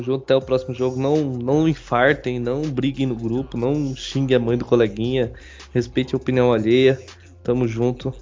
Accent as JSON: {"language": "Portuguese", "region": "Pantanal", "country": "Brazil", "said": "a, novela é aqui na minha terra"}